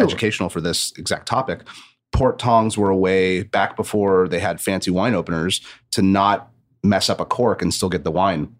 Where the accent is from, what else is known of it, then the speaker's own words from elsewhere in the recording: Santa Barbara, California, United States; I grew up in Santa Barbara